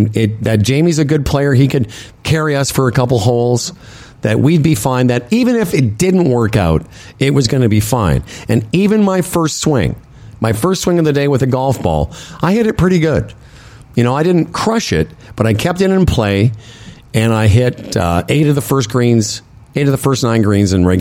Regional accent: Moose Jaw, Saskatchewan, Canada; moved away; when I grew up in Moose Jaw

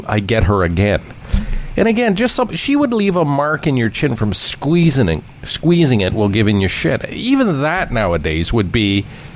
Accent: Toronto, Ontario, Canada; growing up in Scarborough, our public school, Ironview Public School

